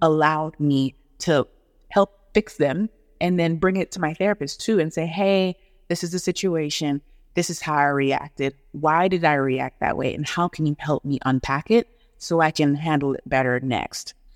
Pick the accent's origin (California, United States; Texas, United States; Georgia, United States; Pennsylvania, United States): Georgia, United States; Atlanta; born or raised there; also born or lived in Negril, Jamaica / Huntsville, Alabama / Nashville, Tennessee / New York